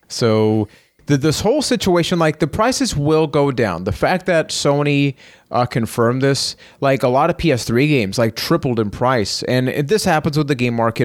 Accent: Puerto Rico; I am from Puerto Rico

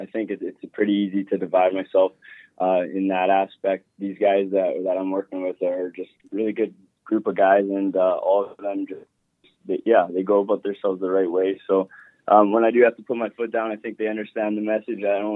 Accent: Sherwood Park, Alberta, Canada; growing up in Sherwood Park, that group of guys that I played with for a long time

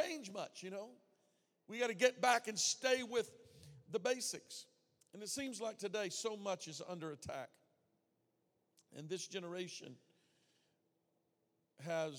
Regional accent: the South, United States; I grew up in the South

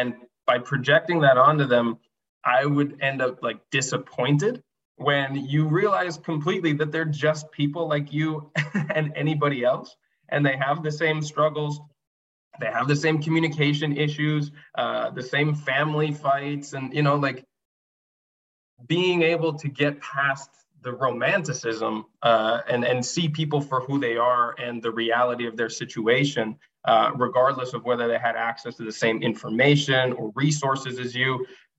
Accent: Japan; And like, I grew up in Japan. I traveled a lot as a kid.

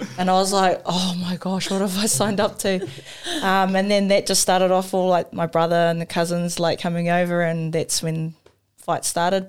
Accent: New Zealand; I grew up in Paidoa, so it was a small community

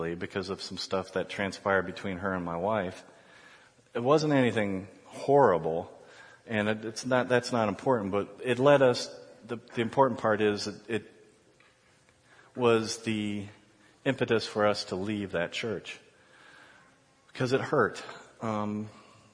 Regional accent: Columbus, Ohio, United States; moved away as an adult; also born or lived in Chicago; My wife and I were born and raised in Columbus, but moved around a little bit

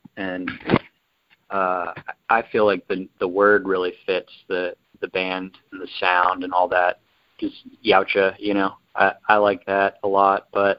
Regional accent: Tennessee, United States; So we're both true Tennessee boys.

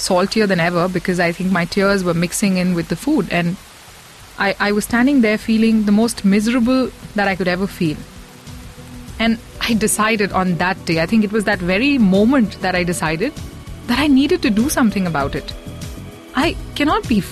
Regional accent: Mumbai, Maharashtra, India; I had a few many neighborhood aunties growing up in Bombay

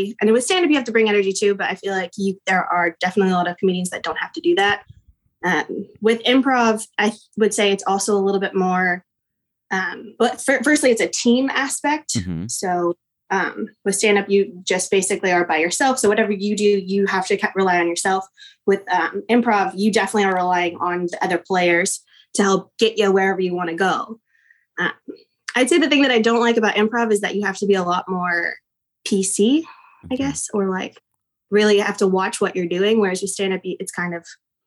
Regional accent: Abilene, Kansas, United States; moved away as an adult; also born or lived in Wichita, Kansas; now in Dallas-Fort Worth, United States; I moved to Abilene when I was probably 10, maybe

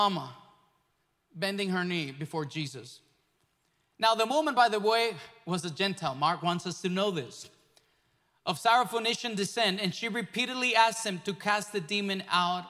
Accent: Mexico; moved away; growing up in Mexico, in a nation that is mostly Catholic.

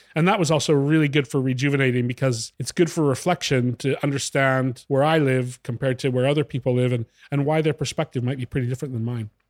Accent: Western Canada, Canada; moved away as an adult; now in Italy; I grew up in Western Canada.

